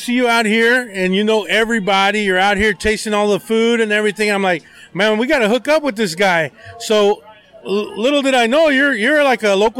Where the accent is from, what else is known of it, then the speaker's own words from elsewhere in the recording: Austin, Texas, United States; moved away as an adult; now in California, United States; That you don't really get that in Texas, at least not in the Austin area where I grew up.